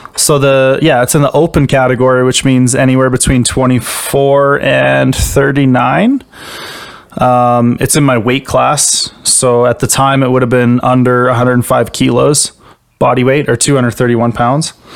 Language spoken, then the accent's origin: English; Canada; I'm a Canadian powerlifter